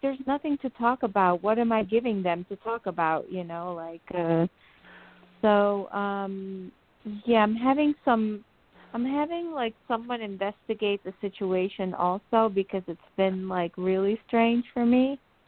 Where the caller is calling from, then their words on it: New Jersey, United States; From New Jersey.